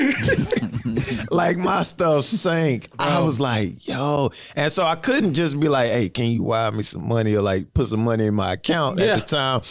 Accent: Houston, Texas, United States; also born or lived in Oklahoma City; I'm from Houston. I'm in Oklahoma

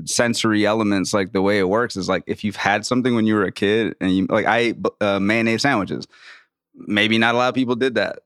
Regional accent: New Orleans, Louisiana, United States; I grew up in Louisiana, man. I grew up in New Orleans.

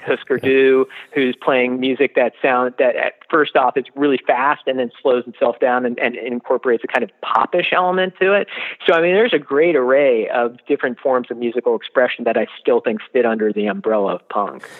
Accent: Washington, District of Columbia, United States; I grew up in the Washington D.C. area during the '80s

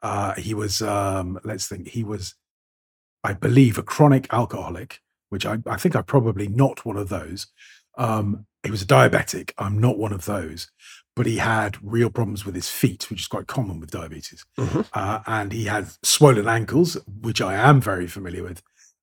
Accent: Bristol, South West England, United Kingdom; born there; to Bristol, which is the town of my birth, where I was doing a little bit of work and practicing my old accent, of course.

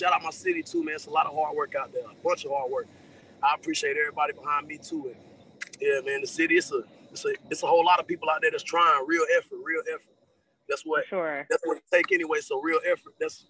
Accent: Greensboro, North Carolina, United States; I'm from North Carolina, Greensboro, North Carolina, at that High Point area triad.

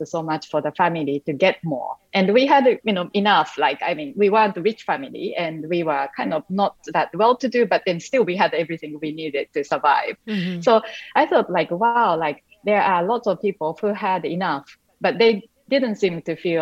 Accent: Japan; English is a second language; moved away; when I was even younger and growing up in Japan

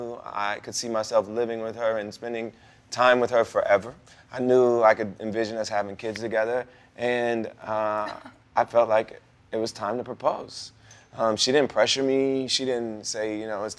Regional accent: Ohio, United States; my home state of Ohio, which was where I was born and raised

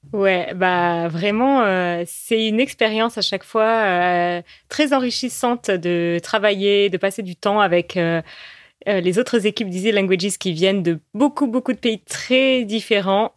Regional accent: France; first language French; on est française

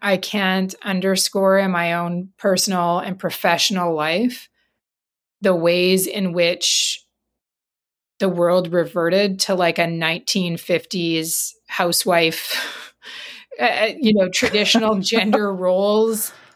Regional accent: Grande Prairie, Alberta, Canada; also born or lived in Saskatchewan; I'm from Northern Alberta

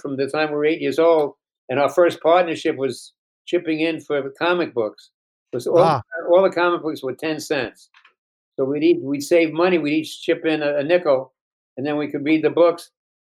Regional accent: New York City, New York, United States; I'm from the Bronx

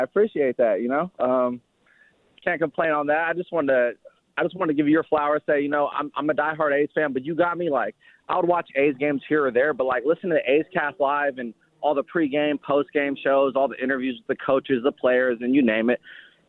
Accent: Hayward, California, United States; moved away as an adult; now in Portland, United States; I'm from the East Bay myself, Hayward, California. So, you know, I grew up on that.

